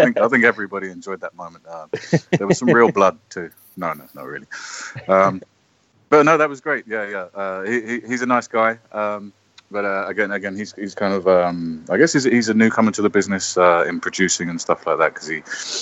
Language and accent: English; London, United Kingdom; I'm English. I'm from London, obviously